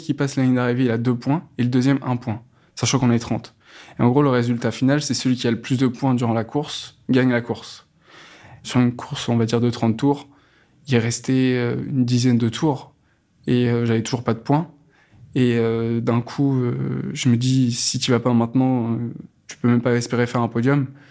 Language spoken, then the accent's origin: French; Saint-Pierre-lès-Elbeuf, Normandy, France; Dans ma ville natale, Saint-Pierre-des-Albeuf, il y a un club de rollers depuis très longtemps